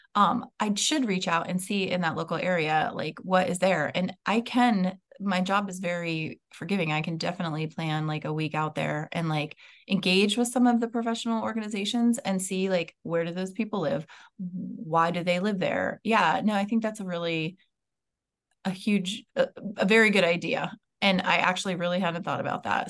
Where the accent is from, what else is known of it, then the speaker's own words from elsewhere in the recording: West Coast, United States; moved away; also born or lived in Maryland; I grew up on the West Coast